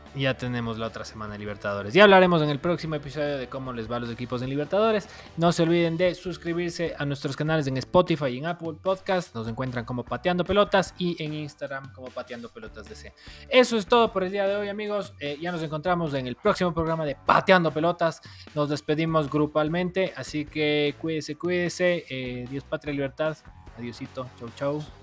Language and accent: Spanish; Ecuador; gracias por parirme ecuatoriano